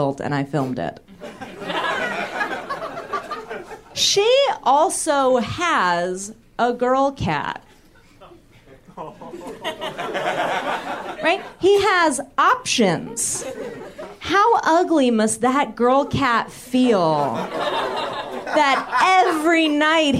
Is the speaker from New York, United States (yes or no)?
no; San Francisco, California, United States; I'm from San Francisco